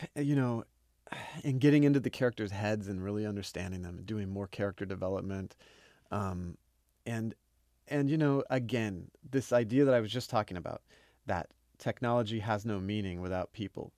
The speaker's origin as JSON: {"language": "English", "region": "Oklahoma", "country": "United States", "said": "I'm from Oklahoma, used to be Indian territory"}